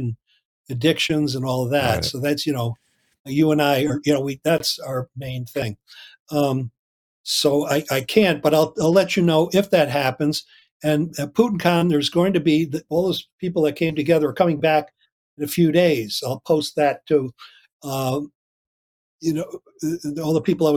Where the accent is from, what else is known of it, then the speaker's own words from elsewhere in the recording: Loudonville, New York, United States; I grew up in Loudonville, New York